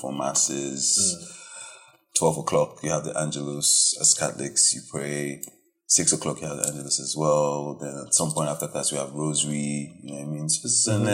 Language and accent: English; Warri, Delta, Nigeria; I'm from Delta State, Warri, only boy, first boy.